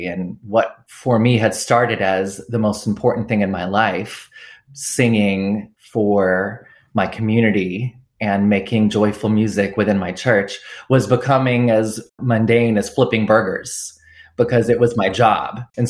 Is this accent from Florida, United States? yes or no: no; Southern Georgia, United States; moved away; also born or lived in Tennessee / Southern California / Washington, D.C.; I'm from the South. I was born and raised in Southern Georgia, and that upbringing has had an important influence on my music, as well as my journey as a queer Christian. I was born on a military base